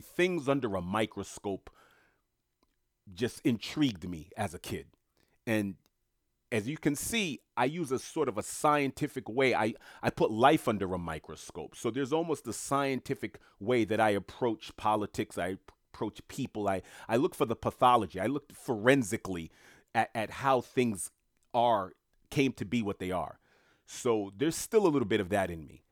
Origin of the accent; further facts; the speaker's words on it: United States; I happen to be born and raised in the United States of America